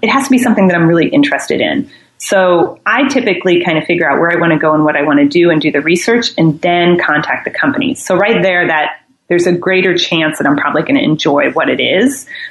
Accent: Midwest, United States; moved away as an adult; also born or lived in New York; I think I'm from the Midwest originally, but I moved out. I moved all around the United States for my career

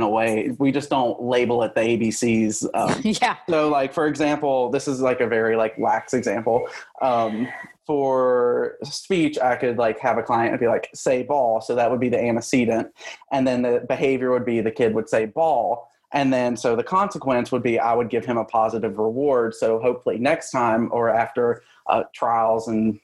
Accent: West Virginia, United States; moved away as an adult; now in Georgia, United States; I come from West Virginia, so it's a very small state

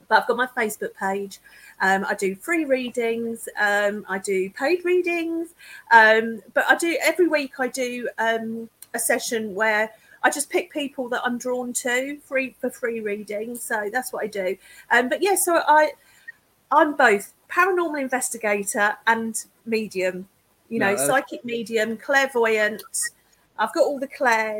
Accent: Kent, South East England, United Kingdom; accent: southern; I've got a southern accent

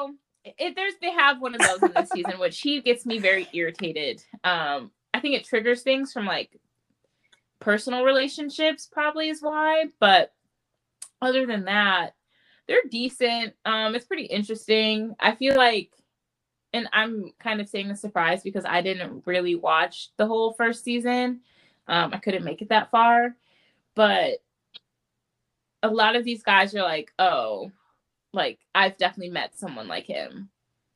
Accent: United States; we're American

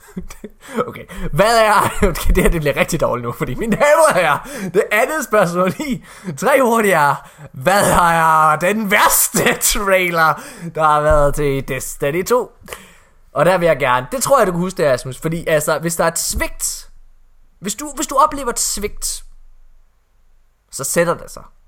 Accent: West Jutland, Central Denmark Region, Denmark; hele min nationalitet som vestjyde

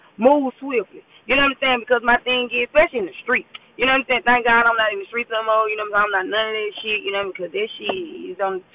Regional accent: Memphis, Tennessee, United States; moved away as an adult; now in Texas, United States; I'm from Memphis

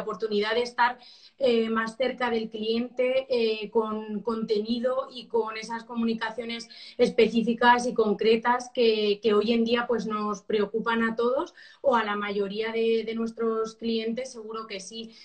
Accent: Albacete, Castilla-La Mancha, Spain; yo soy de Albacete

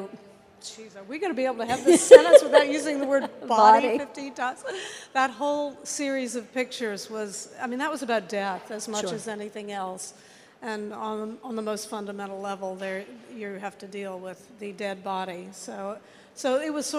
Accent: Virginia, United States; I come from Virginia

